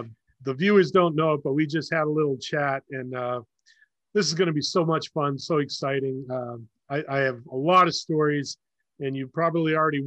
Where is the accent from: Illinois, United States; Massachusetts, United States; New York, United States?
Massachusetts, United States; Leominster; I grew up in Leominster. I lived there all my life